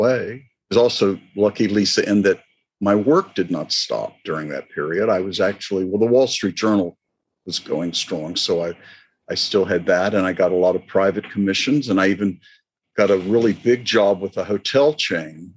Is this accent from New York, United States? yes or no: no; Florida, United States; I grew up in Florida